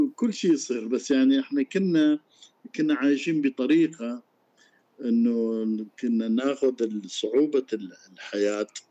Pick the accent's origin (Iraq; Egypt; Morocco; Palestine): Iraq; احنا عندنا بالعراق